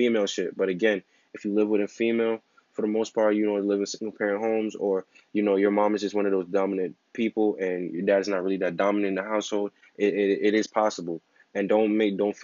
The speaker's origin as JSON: {"language": "English", "region": "New York", "country": "United States", "said": "I'm from New York"}